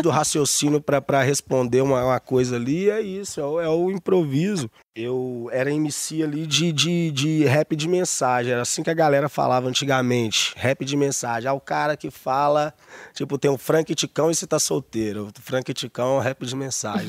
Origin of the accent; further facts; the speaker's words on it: Santa Luzia, Minas Gerais, Brazil; also born or lived in Belo Horizonte / Vale do Jatobá, Barreiro; no hospital em BH e, e fui criado em Santa Luzia.